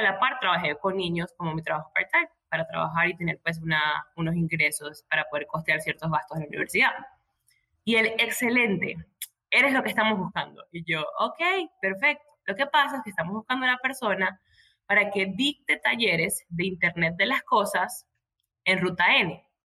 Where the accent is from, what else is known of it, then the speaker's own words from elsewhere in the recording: Maracaibo, Zulia, Venezuela; moved away as an adult; now in Medellín, Colombia; soy de Venezuela, vivo en Colombia, en Medellín, pero soy de Venezuela, maracucha con orgullo